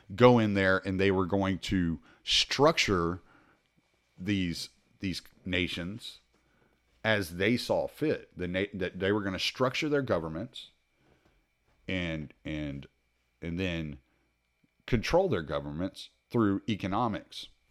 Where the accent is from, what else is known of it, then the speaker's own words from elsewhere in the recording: United States; as an American